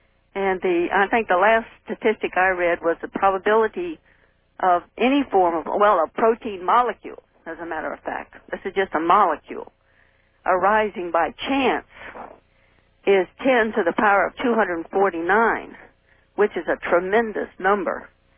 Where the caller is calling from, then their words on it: St. Petersburg, Florida, United States; Yes, St. Petersburg, Florida. Not Russia.